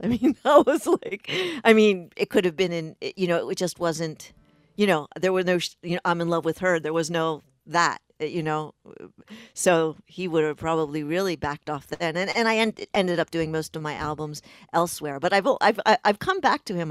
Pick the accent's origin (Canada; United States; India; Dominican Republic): United States; Pikesville, Maryland; I grew up in Pikesville, which is a, a, in Baltimore County, just over the city line in, in Baltimore, Maryland